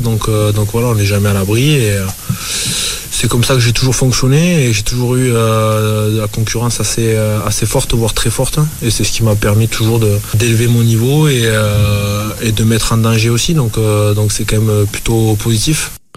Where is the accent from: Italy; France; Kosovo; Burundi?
France; Bordeaux, Nouvelle-Aquitaine; moved away as an adult; now in Cannes, France; je suis exactement de Bordeaux, euh, euh, exilé depuis 33 ans dans le sud-est du côté de Cannes